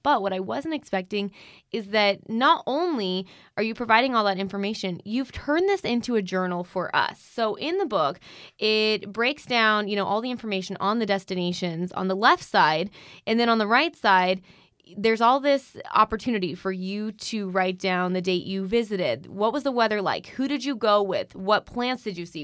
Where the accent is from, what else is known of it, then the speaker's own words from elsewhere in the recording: Arizona, United States; in my home state